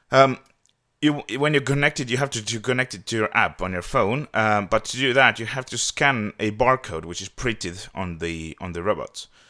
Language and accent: English; Tallinn, Harju County, Estonia; I am from Tallinn, Estonia